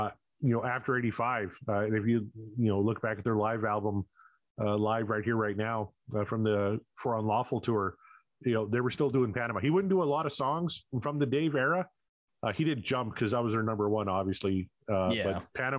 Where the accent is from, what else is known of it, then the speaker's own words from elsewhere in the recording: Canada; I'm Canadian